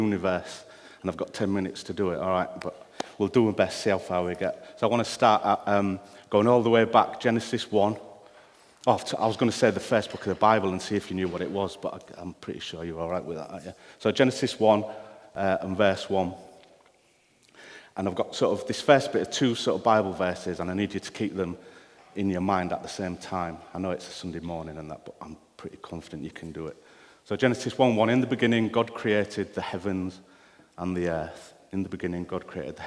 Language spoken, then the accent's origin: English; United Kingdom; I am British